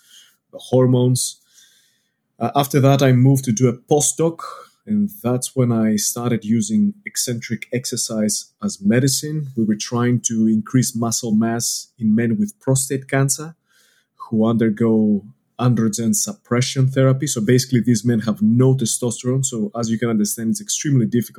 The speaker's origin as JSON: {"language": "English", "country": "Greece", "moved": "as an adult", "lives_now": "Australia", "said": "I'm not from around here. You can tell it from my accent. I'm from Greece."}